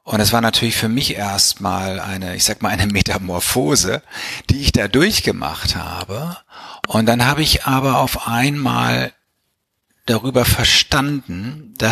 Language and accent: German; Bielefeld, North Rhine-Westphalia, Germany; Also ich bin in Bielefeld aufgewachsen, habe in Bielefeld Abitur gemacht und bin dann zum betriebswirtschaftlichen Studium nach St. Gallen gekommen.